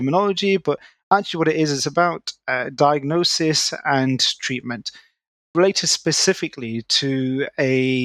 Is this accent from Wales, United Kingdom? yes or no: no; Manchester, North West England, United Kingdom; moved away as an adult; now in London, United Kingdom; I'm originally from Manchester, born and bred